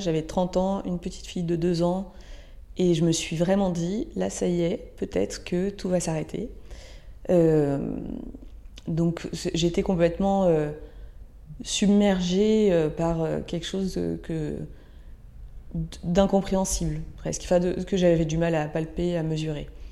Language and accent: French; Ardèche, Auvergne-Rhône-Alpes, France; j'ai grandi en Ardèche, dans un petit village euh, proche de la nature